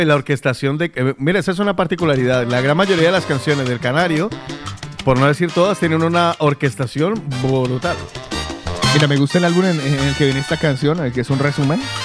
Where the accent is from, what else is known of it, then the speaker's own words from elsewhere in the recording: Cali, Valle del Cauca, Colombia; moved away; mi adolescencia la viví en Cali